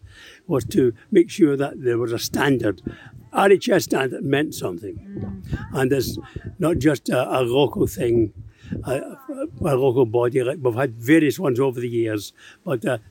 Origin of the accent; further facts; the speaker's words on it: Glasgow, Scotland, United Kingdom; moved away as an adult; also born or lived in Liverpool / Nantwich; being a Glaswegian